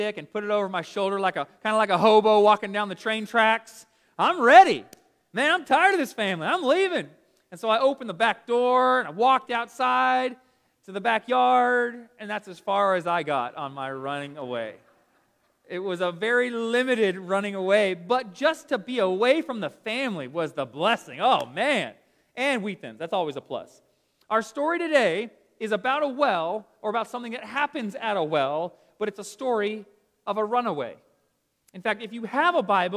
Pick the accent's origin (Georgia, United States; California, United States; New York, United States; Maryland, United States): Georgia, United States; Smyrna; I grew up here in Atlanta in this little house. I'll show you right here in Smyrna, just down the road from us